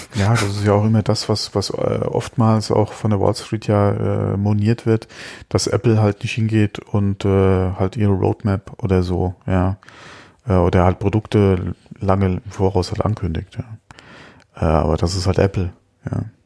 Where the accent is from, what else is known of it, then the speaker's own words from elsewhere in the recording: Germany; bei uns in Deutschland